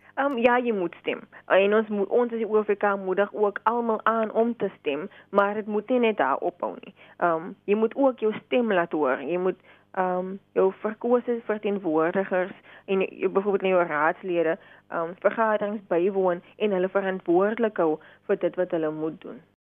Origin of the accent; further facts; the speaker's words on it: South Africa; ons as Suid-Afrikaners